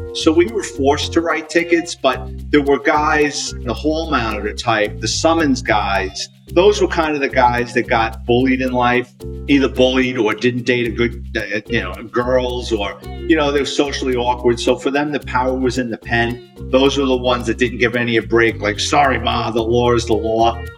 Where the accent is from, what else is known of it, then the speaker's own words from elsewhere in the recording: New York City, New York, United States; born and raised in the Bronx, New York, lower middle class family